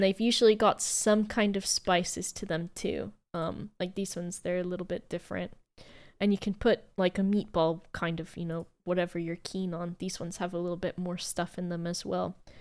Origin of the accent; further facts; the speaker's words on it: United States; as an American